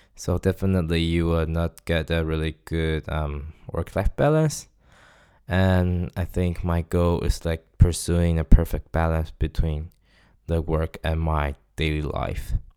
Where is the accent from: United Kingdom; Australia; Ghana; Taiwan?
Taiwan; first language Chinese; English is a second language; moved away as an adult; now in Stockholm, Sweden; I'm from Taiwan